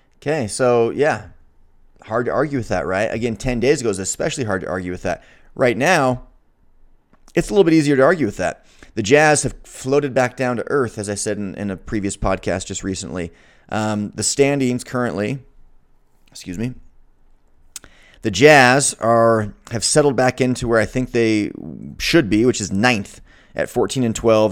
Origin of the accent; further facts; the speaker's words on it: Salt Lake City, Utah, United States; being from Utah, growing up in Salt Lake City, where University of Utah is, I'm proud.